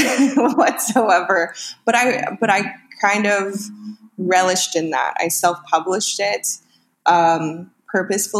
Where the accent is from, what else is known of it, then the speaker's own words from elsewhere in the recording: Northern California, United States; moved away as an adult; now in Los Angeles, United States; So I'm originally from Northern California, where I lived with that big family